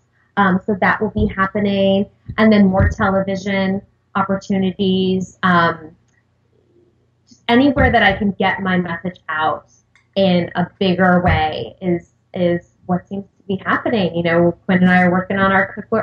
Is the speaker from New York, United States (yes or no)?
yes; Long Island, New York, United States; I grew up on Long Island